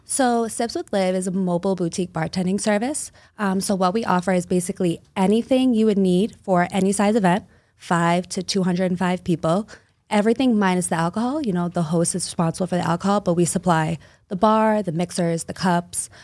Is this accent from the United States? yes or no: yes; Somerville, Massachusetts, United States; now in Revere, United States; I grew up in Somerville, Mass, so right outside the city.